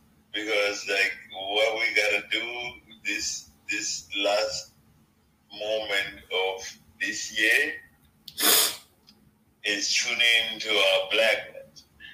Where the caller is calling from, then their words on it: Toronto, Ontario, Canada; Oh, I'm tuning in from Toronto, man. I'm in the six.